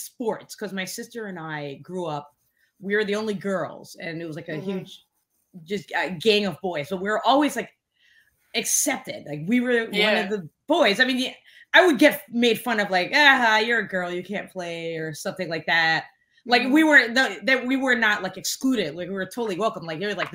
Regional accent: New York City, New York, United States; also born or lived in Providence, Rhode Island; growing up in Flatbush, like during the 80s

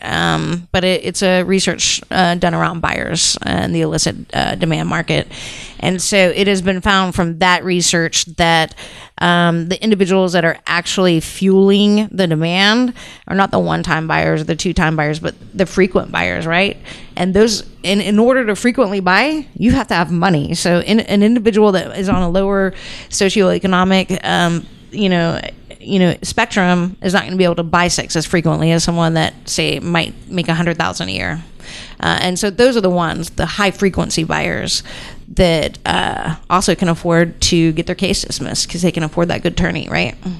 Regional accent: Houston, Texas, United States; I'm from Houston, Texas, born and raised in Houston, Texas

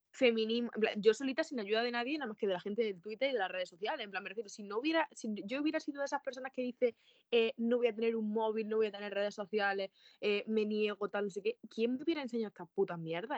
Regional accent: Andalusia, Spain; los andaluces hablamos así

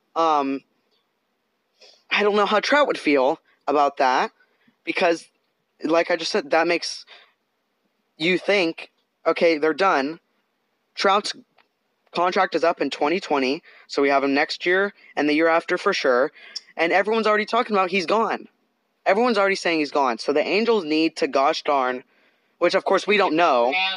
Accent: Canada; now in Southern California, United States; I'm I'm Canadian and we live in Southern California.

